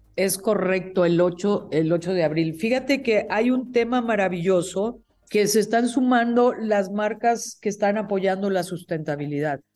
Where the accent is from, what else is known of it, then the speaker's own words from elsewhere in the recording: Mexico; also born or lived in State of Mexico; como mexicanos